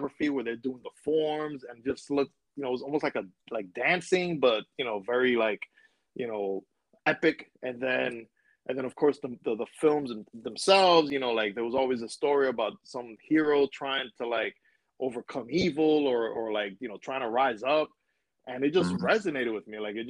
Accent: New York City, New York, United States; also born or lived in Williamsburg, Brooklyn; I was born in Williamsburg and raised in Washington Heights. For those who are not from New York, basically I was born in New York

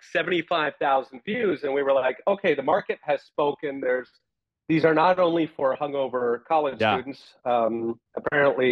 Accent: Philadelphia, Pennsylvania, United States; moved away; also born or lived in Taiwan; I grew up in Philadelphia

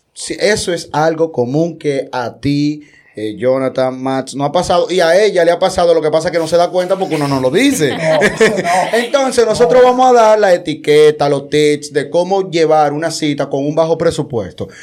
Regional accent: Dominican Republic; somos República Dominicana, somos dominicanos

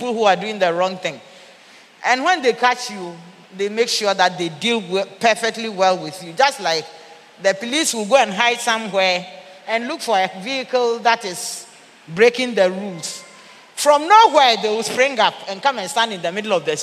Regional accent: Ghana; also born or lived in Central and Eastern Africa; I said that I'm a Ghanaian. I used to work here. I went and worked outside. I've come back.

